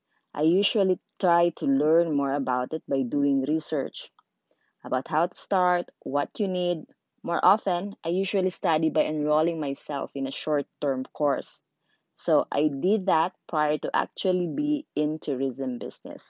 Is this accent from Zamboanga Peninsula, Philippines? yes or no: yes; Zamboanga City, Zamboanga Peninsula, Philippines; English is a second language; moved away as an adult; also born or lived in Sulu; now in Manila, Philippines; I was born in a low-income class family from Sulu, but I grew up in Zamboanga City. I came to Manila after college